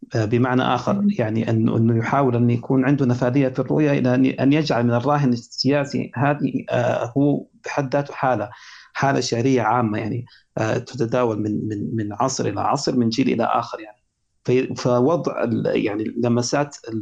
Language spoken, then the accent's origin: Arabic; Sudan; عندنا في السودان